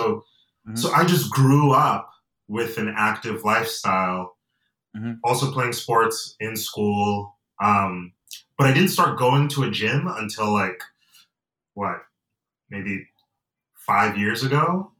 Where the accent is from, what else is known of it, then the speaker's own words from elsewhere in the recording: Atlanta, Georgia, United States; also born or lived in Nigeria; I say that I'm from Nigeria and I'm from Georgia, because I was born in Atlanta. But my family, I come from a family of immigrants, and I have dual citizenship.